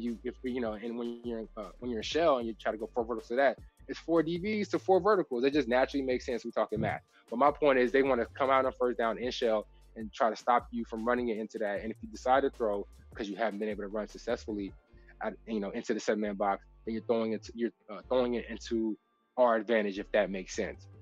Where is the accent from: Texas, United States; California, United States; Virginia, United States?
Texas, United States; I'm from Texas